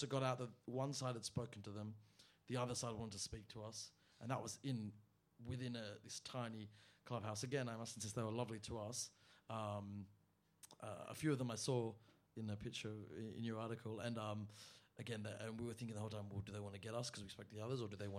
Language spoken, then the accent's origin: English; Australia; I'm Australian, I'm of Yemenite and Israeli heritage